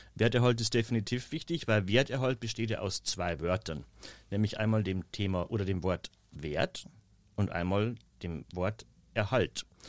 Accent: Bavarian Forest, Germany; accent: rolled R like Carolin Reiber; moved away as an adult; im Bayerischen Wald in meiner Heimat. Man hört es wahrscheinlich immer noch an diesem tollen Caroline Reiber R.

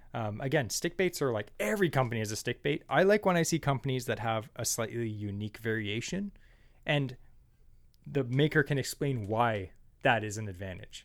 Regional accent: Ontario, Canada; we're from Ontario

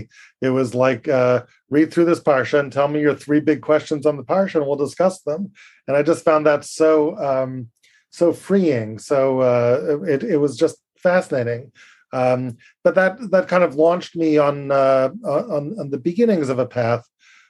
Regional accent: Berkeley, California, United States; now in Woodmere, New York, United States; I'm not a native of the East Coast. I grew up in California in the Bay Area.

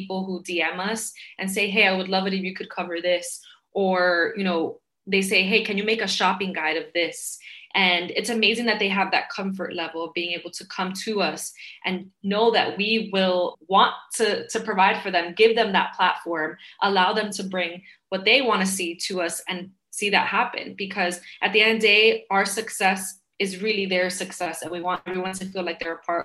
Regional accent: New York City, New York, United States; I grew up in Queens, New York

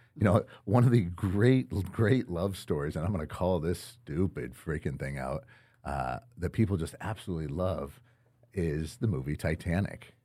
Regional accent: Winterset, Iowa, United States; grew up in, in Winterset, Iowa, actually just south of Des Moines

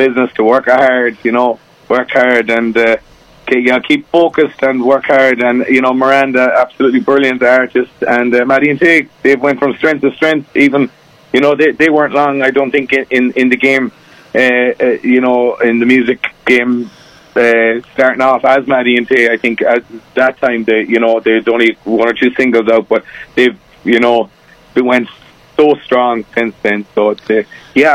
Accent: Ireland; I'm over from Ireland, as you probably can tell by the accent

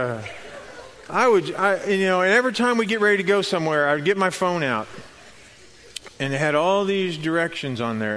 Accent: Missouri, United States; I was from Missouri

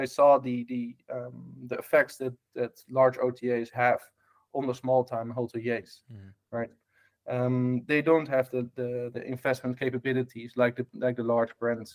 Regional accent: Amsterdam, North Holland, Netherlands; English is a second language; moved away; I was born in a hotel back in Amsterdam in Holland, hence my strange accent.

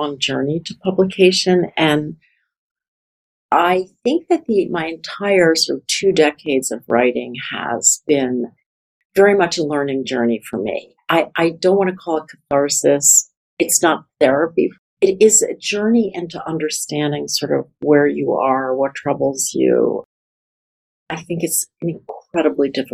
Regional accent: United States; I'm ashamed of being an American often.

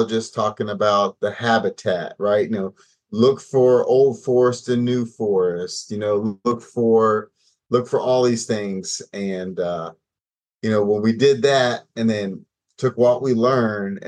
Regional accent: West Virginia, United States; moved away; I'm from West Virginia originally

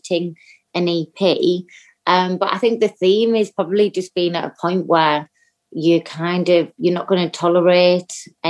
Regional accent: Teesside, North East England, United Kingdom; moved away; my hometown at BBC Tees

